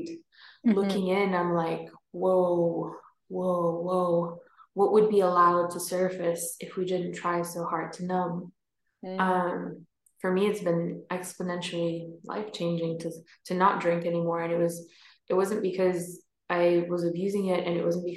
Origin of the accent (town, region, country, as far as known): New York, United States; born or raised there; moved away as an adult; also born or lived in Norway; now in Scotland, United Kingdom